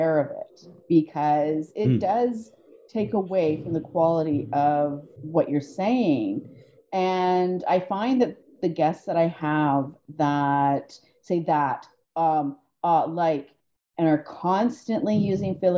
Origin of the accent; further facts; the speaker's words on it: Canada; As a Canadian, I don't notice when I say